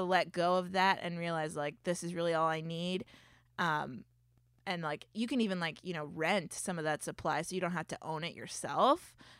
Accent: Florida, United States; I mean, I grew up in Florida, so winter is like, what's happening?

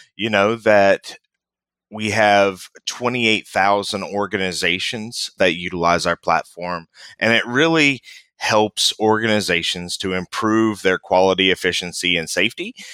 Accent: West Virginia, United States; moved away; I grew up in West Virginia, born and raised in West Virginia. Family still lives back there.

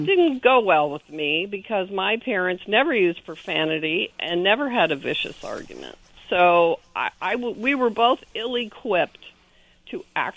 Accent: Winona, Minnesota, United States; moved away as an adult; also born or lived in Denver, Colorado; now in California, United States; I was born in Denver, but then I was raised in Winona, Minnesota, which is a sweet little town on the Mississippi, and that's where I grew up

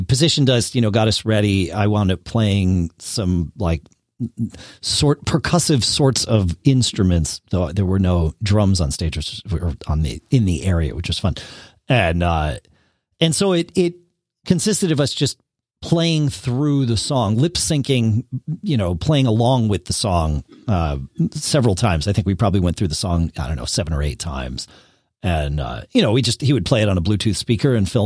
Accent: Connecticut, United States; now in Durham, New Hampshire, United States; I grew up in Connecticut. I was born there, but I do not currently live there

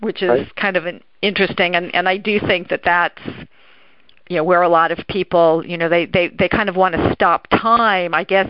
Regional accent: Los Angeles, California, United States; I was born and raised in Los Angeles

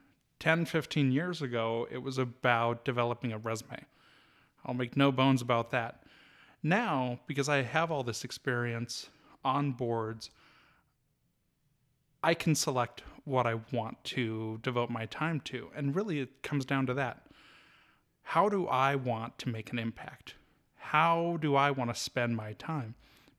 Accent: Kalispell, Montana, United States; Well, I was born and raised here in Kalispell, and graduated the University of Montana in 2009

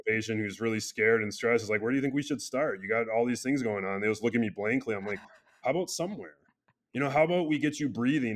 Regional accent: Wisconsin, United States; now in Colorado, United States; I'm from Wisconsin.

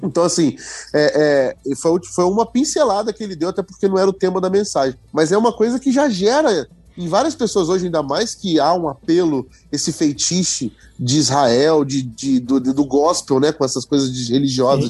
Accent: Rio de Janeiro, Brazil; minha terra natal como exemplo, meu querido Rio de Janeiro

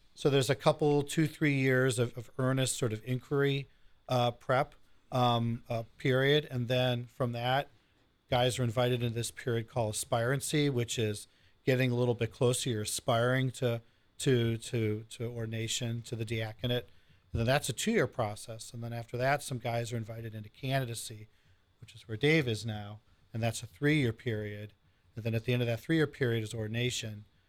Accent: Lorain County, Ohio, United States; born or raised there; moved away as an adult; also born or lived in Cleveland, Ohio; now in Central Ohio, United States

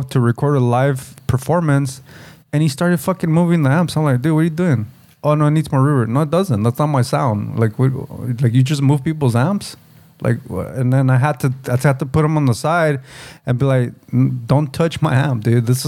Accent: United States; as Chicanos, Mexican American, or Latinos, second generation, first generation

